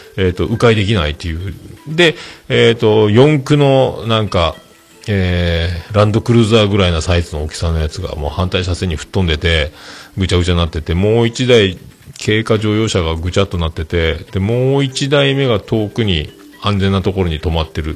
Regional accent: Fukuoka, Japan; 姪の浜、姪中です、姪中です。で、今、あの、子供が、えっ、ー、と、内浜小学校、内浜小

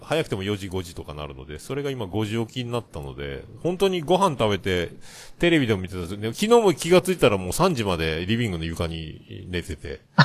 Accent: Kyushu, Japan; 九州人だからかな

